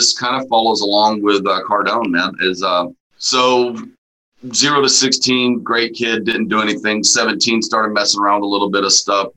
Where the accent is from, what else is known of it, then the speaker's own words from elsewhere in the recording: Amarillo, Texas, United States; also born or lived in Houston, Texas; I grew up in the Texas Panhandle for a while